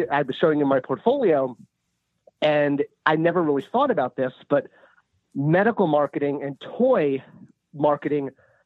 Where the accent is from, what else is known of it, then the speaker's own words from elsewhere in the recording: Southern California, United States; Growing up in Southern California, Mattel was right off the freeway